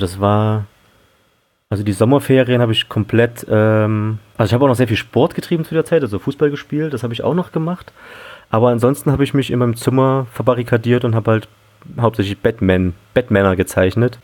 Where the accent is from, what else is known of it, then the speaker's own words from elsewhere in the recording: Leipzig, Saxony, Germany; moved away; ich bin äh, sogar in Leipzig aufgewachsen und war da mal für 15 Jahre weg und jetzt bin ich wieder da.